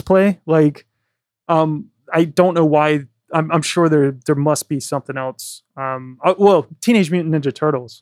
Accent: Virginia, United States; moved away as an adult; now in London, United Kingdom; I'm from Virginia. I never would have thought when I was a kid growing up that I'd be living in London.

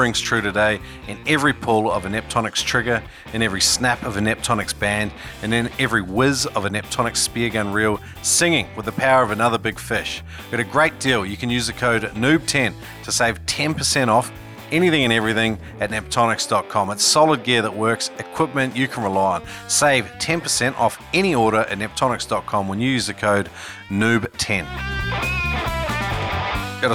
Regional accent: New Zealand; now in Australia; I'm an immigrant myself. I come from New Zealand

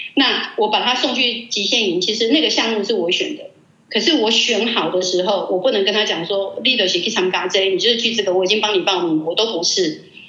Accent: Taiwan; 我们台湾话

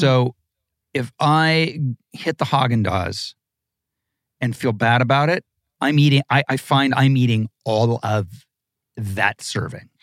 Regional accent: Malibu, California, United States; also born or lived in Ohio; I grew up in Malibu in the seventies

